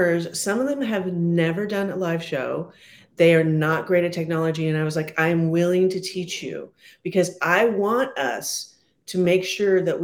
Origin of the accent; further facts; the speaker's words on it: San Francisco, California, United States; I didn't grow up with hockey. I'm from San Francisco.